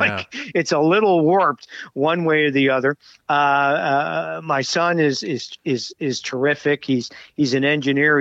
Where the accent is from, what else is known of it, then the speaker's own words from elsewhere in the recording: Montreal, Quebec, Canada; I grew up in Montreal